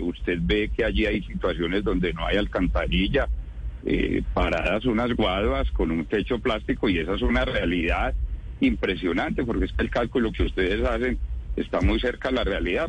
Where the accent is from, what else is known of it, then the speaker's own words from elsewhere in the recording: Santa Rosa de Cabal, Risaralda, Colombia; Yo soy de Santa Rosa de Cabal